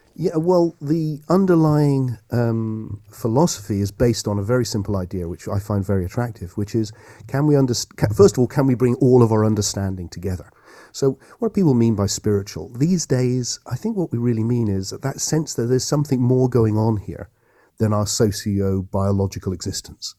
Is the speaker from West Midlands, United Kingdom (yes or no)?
no; Yeovil, South West England, United Kingdom; I grew up, I'm a local Somerset boy, and I grew up in Yeovil